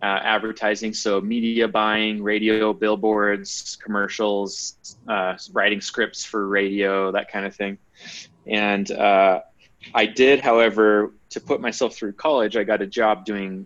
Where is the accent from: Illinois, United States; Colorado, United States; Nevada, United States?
Nevada, United States; Las Vegas; moved away as an adult; now in Utah, United States; I'm actually from Las Vegas. That's where I grew up